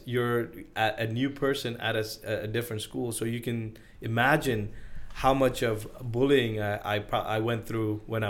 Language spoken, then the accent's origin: English; Sri Lanka; also born or lived in Nigeria / Brunei; I think I grew up in Sri Lanka, and then not a lot of people know that I grew up in Nigeria.